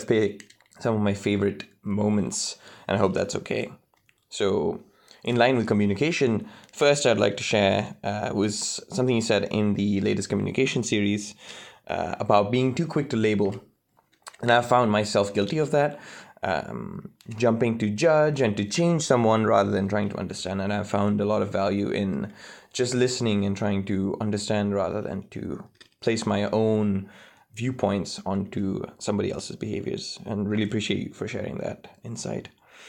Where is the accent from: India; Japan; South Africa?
India; Chennai, Tamil Nadu; now in Florida, United States; I'm calling in from Florida in the US, but I'm actually from Chennai in India.